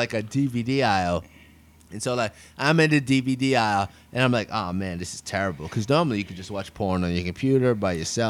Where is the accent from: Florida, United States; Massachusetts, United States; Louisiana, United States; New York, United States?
New York, United States; New York City; when I grew up in New York City